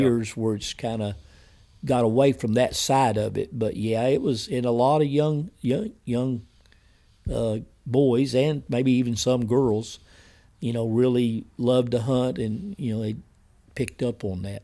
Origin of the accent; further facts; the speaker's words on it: Wilburton, United States; the town that's really my hometown where I went to school, most of my family's Wilberton